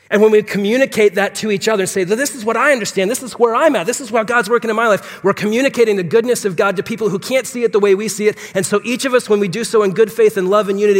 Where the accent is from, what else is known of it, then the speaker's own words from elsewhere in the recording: Phoenix, Arizona, United States; So I was, I'm born and raised in Phoenix, so I'm a native.